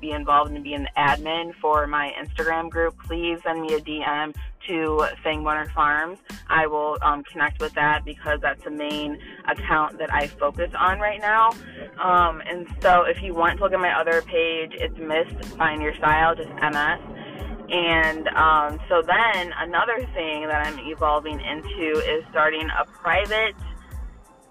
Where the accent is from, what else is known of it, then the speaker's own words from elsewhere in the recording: Toledo, Ohio, United States; now in Holland, Ohio, United States; I grew up in Toledo